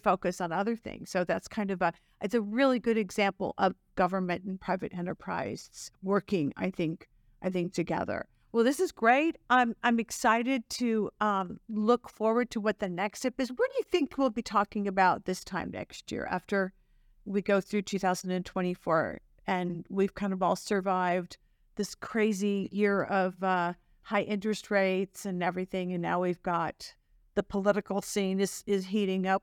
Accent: Chicago, Illinois, United States; now in Dallas, United States; my hometown of Chicago

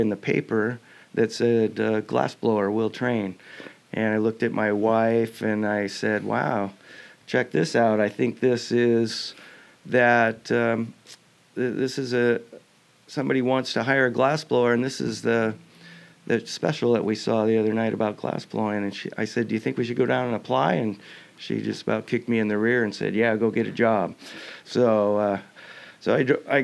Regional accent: Lake Forest Park, Washington, United States; also born or lived in Stanwood, Washington; I grew up in Lake Forest Park, which is in the north end of, or I guess it would be the south end of Lake Washington

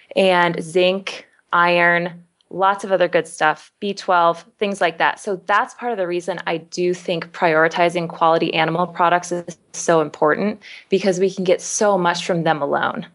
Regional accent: Kansas, United States; I'm from Kansas, so I know a factory farm. Mm. I mean, that is the type of meat I was raised on.

